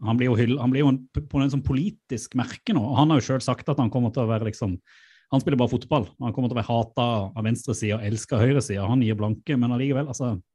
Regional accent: Mandal, Agder, Norway; moved away; min mor hjemme i Mandal

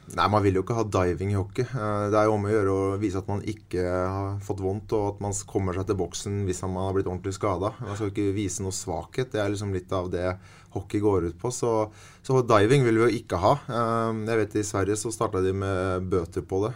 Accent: Sarpsborg, Østfold, Norway; moved away as an adult; also born or lived in Sweden / Switzerland / Russia / Germany; Jeg kan bo hjemme på Promper'n hos mamma og pappa

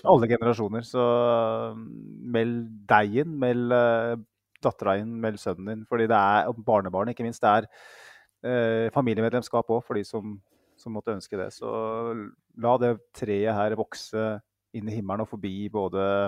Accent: Mjøsa district, Innlandet, Norway; Jeg kommer fra Innlandet, tjukkeste Mjøsdistriktet

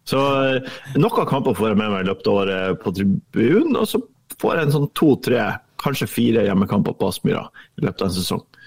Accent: Ørnes, Nordland, Norway; et kompani som kommer fra Ørnes, der jeg er fra

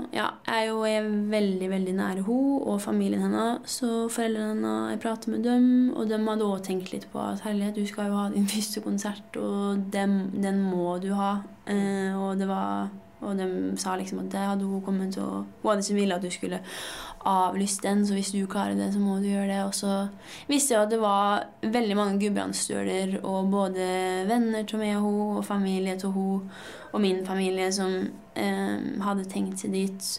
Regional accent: Lesja, Innlandet, Norway; å ha vokst opp i Lesja, det har jeg utelukkende gode opplevelser med.

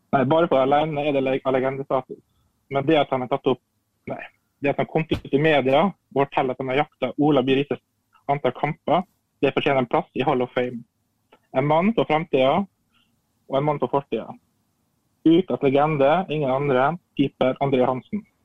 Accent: Hitra, Trøndelag, Norway; accent: Romsdal dialect; now in Ålesund, Norway; Sjøl er jeg fra Hitra

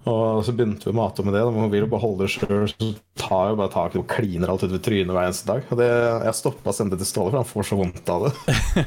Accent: Saltdal, Nordland, Norway; jeg kommer jo fra Saltdalen, så jeg er jo liksom mm. 25 nordlending, nesten.

